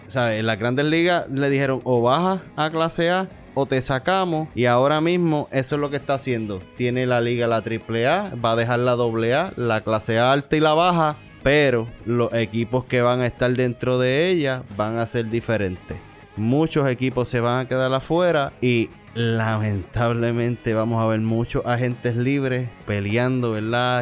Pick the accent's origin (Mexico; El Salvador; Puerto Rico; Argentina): Puerto Rico; es prácticamente americano, territorio americano, somos americanos